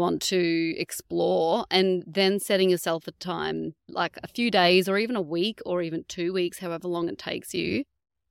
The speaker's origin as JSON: {"language": "English", "region": "North Queensland", "country": "Australia", "moved": "yes", "lives_now": "Geelong, Australia", "said": "I'm from North Queensland, but we do love it down here"}